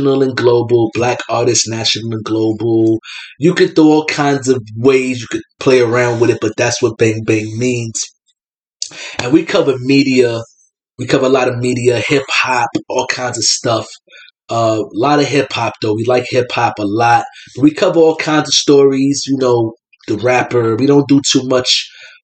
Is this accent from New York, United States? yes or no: yes; New York City, New York, United States; now in Troy, United States; I'm from New York City. I'm from the Bronx. I'm from the Bronx, the South Bronx